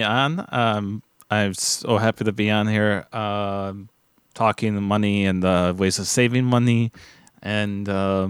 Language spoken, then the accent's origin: English; Germany; English is a second language; now in United States; You don't follow, I come from Germany.